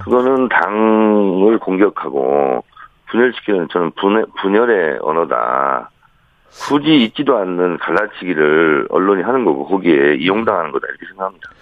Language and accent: Korean; South Chungcheong, South Korea; 저는 충남형입니다